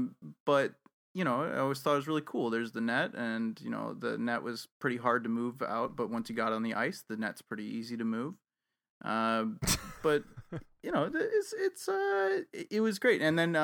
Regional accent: Evanston, Illinois, United States; now in Canada; So, I'm from Chicago. I'm actually from the north suburbs of Chicago. I'm from Evanston, Illinois.

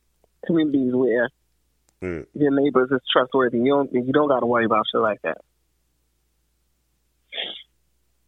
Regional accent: New York City, New York, United States; I grew up in the Bronx

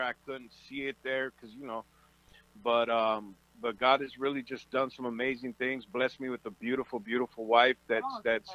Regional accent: Oxnard, California, United States; I was born and raised out in in Oxnard, California, which I call the the land of milk and honey.

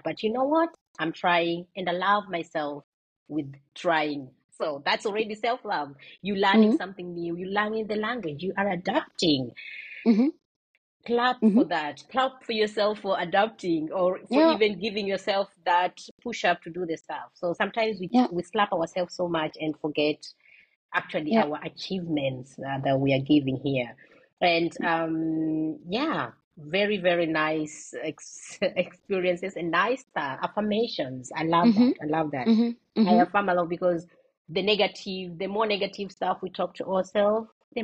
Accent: Kenya; moved away; I come from Kenya.

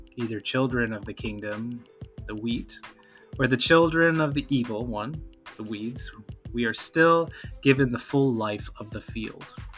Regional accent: the Great Lakes region in the Midwest, United States; growing up on the Great Lakes

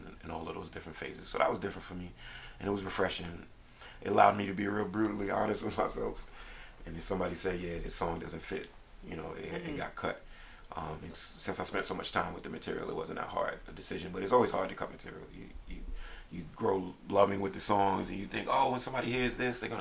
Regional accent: New York City, New York, United States; now in Philadelphia, United States; where I'm originally from, Brooklyn, New York

